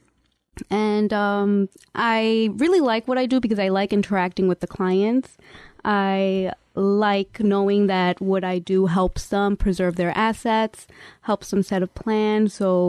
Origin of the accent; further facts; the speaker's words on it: New York City, New York, United States; also born or lived in Mexico; I'm in Sunset Park, Brooklyn. I've been there pretty much my whole life. I was born in Mexico, but I've been in Sunset since I was a little younger than two